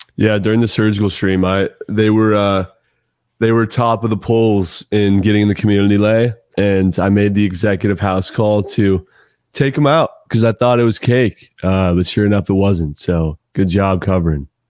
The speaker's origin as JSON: {"language": "English", "region": "California", "country": "United States", "tie": "born or raised there", "moved": "as an adult", "lives_now": "Texas, United States", "said": "I was born and raised in California"}